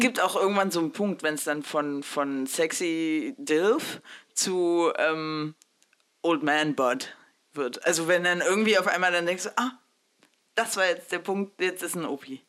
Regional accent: Saxony-Anhalt, Germany; also born or lived in Mexico; ich bin ja in Sachsen-Anhalt groß geworden

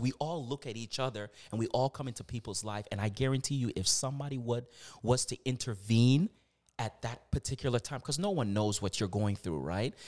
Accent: Virginia, United States; moved away as an adult; also born or lived in Canada (born); now in Toronto, Canada; I'm from the United States. I'm from Virginia.

